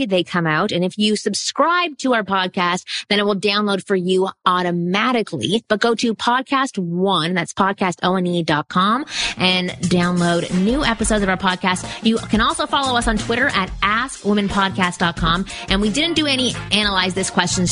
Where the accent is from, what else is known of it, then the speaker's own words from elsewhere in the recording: Canada; now in Los Angeles, United States; I'm Canadian and Jewish